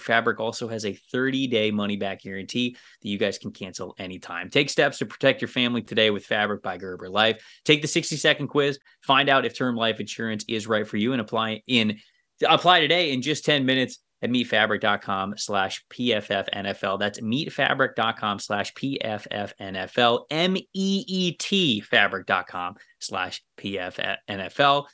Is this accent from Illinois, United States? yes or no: no; Florida, United States; I grew up in Florida